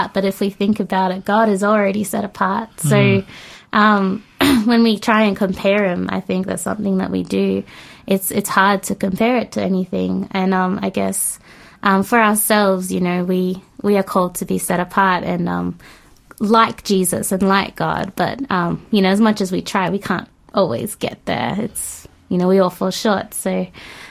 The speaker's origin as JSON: {"language": "English", "country": "Australia", "tie": "born or raised there", "said": "growing up in Australia was a struggle"}